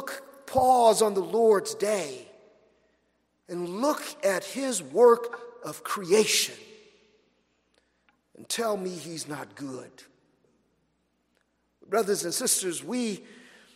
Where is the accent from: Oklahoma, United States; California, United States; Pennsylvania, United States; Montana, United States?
California, United States; Los Angeles; now in Florida, United States; I'm from Los Angeles.